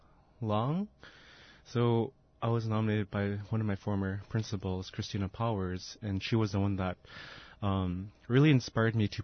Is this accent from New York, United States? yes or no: no; Kasigluk and Tununak, Alaska, United States; I'm from Kasigaluk and Dununuk.